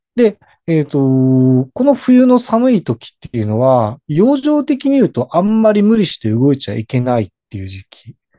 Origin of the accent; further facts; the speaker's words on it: Hokkaido, Japan; now in Sendai, Japan; 私自身は言ってしまうと北海道出身なんで